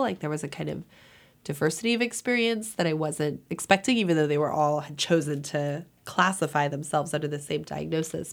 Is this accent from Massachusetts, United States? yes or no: no; Los Angeles, California, United States; moved away; also born or lived in New Haven / Iowa; I grew up in Los Angeles, which isn't a border town